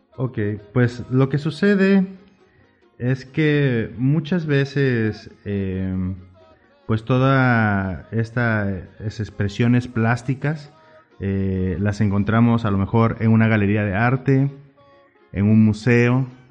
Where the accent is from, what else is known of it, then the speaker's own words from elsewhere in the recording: Oaxaca, Mexico; moved away as an adult; now in La Paz, Mexico; tuve la fortuna de nacer allá